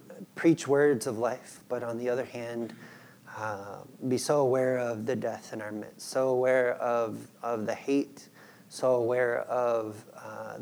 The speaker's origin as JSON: {"language": "English", "country": "United States", "also_born_or_lived": "Peru", "moved": "as an adult", "said": "I would be a missionary in my own country"}